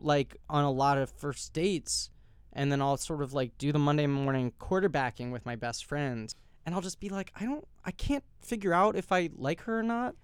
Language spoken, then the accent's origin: English; New York City, New York, United States; I grew up in New York City